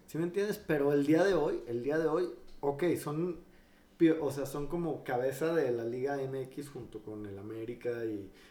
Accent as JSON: {"language": "Spanish", "country": "Mexico", "said": "nosotros como mexicanos"}